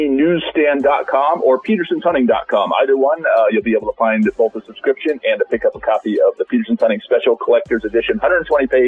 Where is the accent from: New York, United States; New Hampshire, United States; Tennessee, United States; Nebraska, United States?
Nebraska, United States; Sidney; I live in the Panhandle, just north of Sydney. You know, I grew up in Sydney. I worked at Cabela's for a long time, so... and I still live out here on the family farm just north of Sydney.